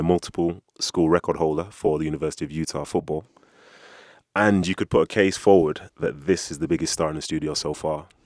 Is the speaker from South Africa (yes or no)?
no; United Kingdom; I'm a Brit